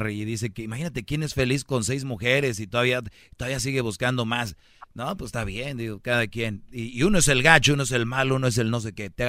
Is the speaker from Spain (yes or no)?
no; Mexico; Yo soy mexicano.